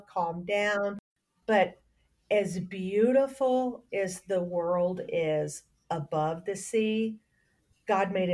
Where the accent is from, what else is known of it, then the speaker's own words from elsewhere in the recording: Texas, United States; I grew up in Texas. The water's brown